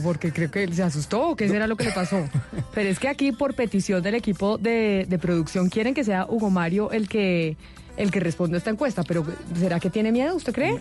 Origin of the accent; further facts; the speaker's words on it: Colombia; la colombiana, en la que hemos nacido, nos hemos educado